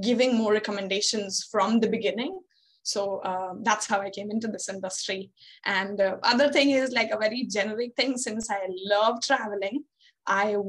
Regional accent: Bihar, India; moved away as an adult; also born or lived in Pondicherry; I am from Bihar, and we are not so proud of hosting very low literacy rates in our state

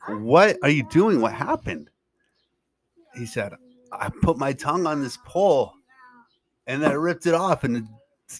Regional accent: Midwest, United States; I grew up in the Midwest.

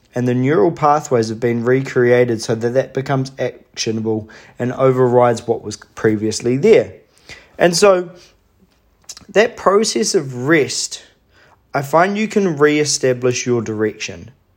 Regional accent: Hawke's Bay, New Zealand; my hometown in Hawke's Bay

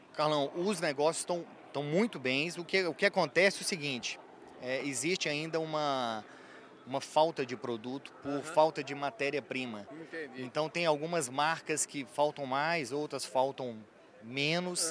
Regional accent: Belo Horizonte, Minas Gerais, Brazil; eu sou de Belo Horizonte, sou mineirinho da terra lá de Belo Horizonte

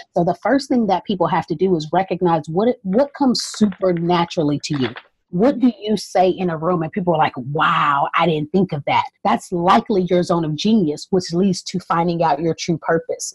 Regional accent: Southeast Texas, United States; also born or lived in North Carolina; growing up in Southeast Texas and even growing up part of the time in North Carolina

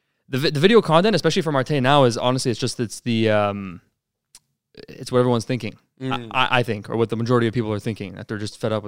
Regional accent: Montreal, Quebec, Canada; growing up in the East End.

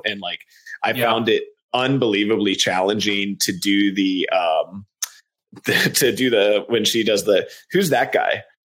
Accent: Texas, United States; I was born in Texas. My dad, was running a branch of his business down there.

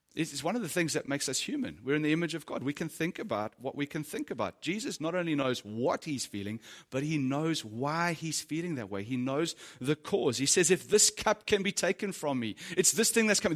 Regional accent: South Africa; As a South African dude

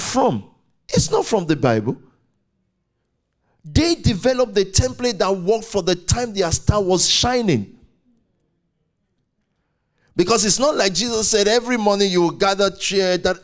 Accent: Nigeria; I'm very Nigerian. I'm in green, white, green

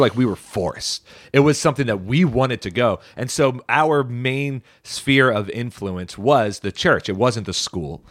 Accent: Baltimore County, Maryland, United States; we grew up in Baltimore County and our school district was not very good

